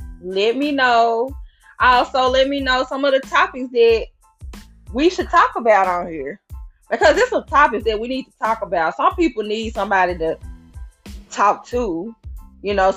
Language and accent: English; Memphis, Tennessee, United States; moved away as an adult; now in Nashville, United States; I am from Memphis, Tennessee. I moved to Nashville in 2015.